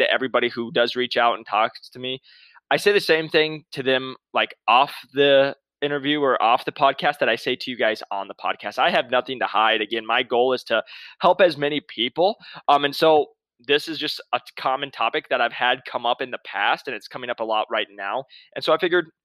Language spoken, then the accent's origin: English; Midwest, United States; now in Scottsdale, United States; I'm from the Midwest